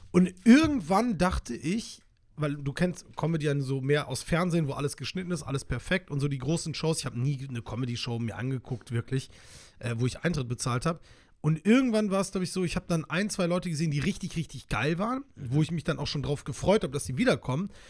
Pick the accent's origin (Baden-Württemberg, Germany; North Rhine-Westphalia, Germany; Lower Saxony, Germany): North Rhine-Westphalia, Germany; Solingen; Ich komme ja ursprünglich aus Solingen, bin dort geboren und dann irgendwann habe ich dort gelebt.